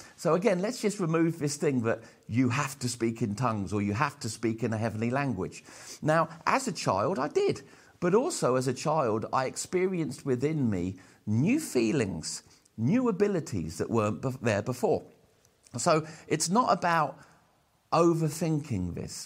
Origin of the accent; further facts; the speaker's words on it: Portsmouth, South East England, United Kingdom; We lived, um, in, uh, and around Portsmouth at that time